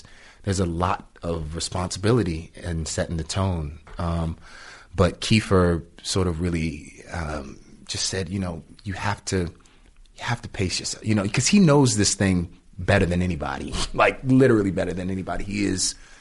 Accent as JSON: {"language": "English", "town": "Washington", "region": "District of Columbia", "country": "United States", "tie": "born or raised there", "said": "I grew up in Washington, D.C., in Southeast Washington, D.C."}